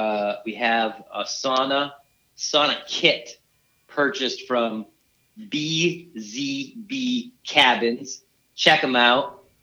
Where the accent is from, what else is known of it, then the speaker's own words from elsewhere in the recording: Brooklyn, New York, United States; I'm from Brooklyn.